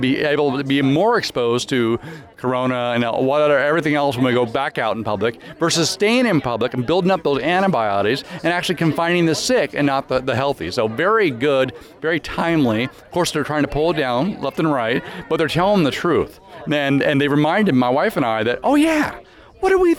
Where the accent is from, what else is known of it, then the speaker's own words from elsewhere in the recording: Grand Coulee, Washington, United States; I grew up in Grand Coulee